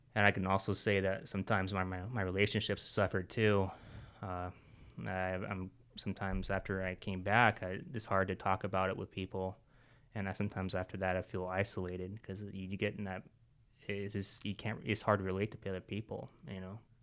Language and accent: English; Washington, United States; moved away as an adult; also born or lived in Florida; I'm from Washington, and so I had no family, no, no friends